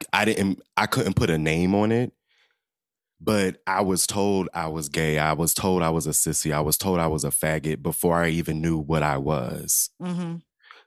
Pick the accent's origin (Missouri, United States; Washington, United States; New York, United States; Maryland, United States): Maryland, United States; Southern; a queer little boy, little black boy, growing up in Southern Maryland.